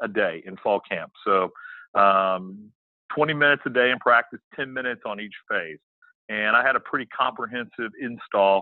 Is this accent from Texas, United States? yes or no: yes; Houston, Texas, United States; moved away as an adult; now in Lexington, South Carolina, United States; I grew up in the Houston area